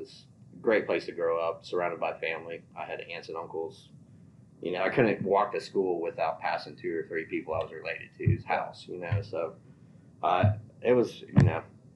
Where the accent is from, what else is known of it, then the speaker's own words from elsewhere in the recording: Western Pennsylvania, United States; moved away; I was born up in Western PA, so in a small town.